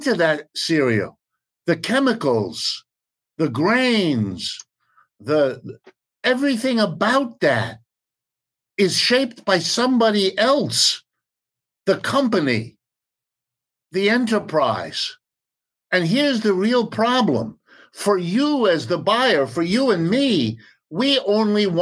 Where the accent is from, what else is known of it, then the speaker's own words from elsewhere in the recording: Youngstown, Ohio, United States; I'm an American, I was born in Youngstown, Ohio, it's as American as you can get, lived and worked here all my life